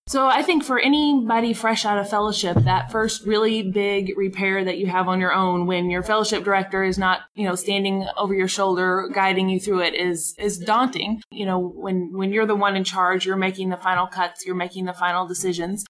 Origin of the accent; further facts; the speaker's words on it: Arkansas, United States; now in Oklahoma, United States; I'm originally from Arkansas